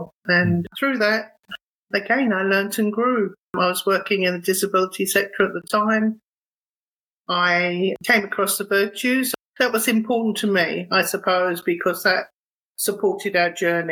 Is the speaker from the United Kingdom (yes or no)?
yes; United Kingdom; moved away as an adult; also born or lived in Thornton Heath, London / Epping, Essex; now in Australia; I grew up in Thornton Heath and Epping in Essex.